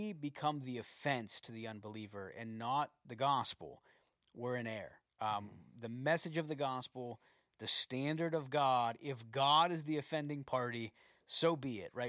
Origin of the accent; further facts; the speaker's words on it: United States; I'm American.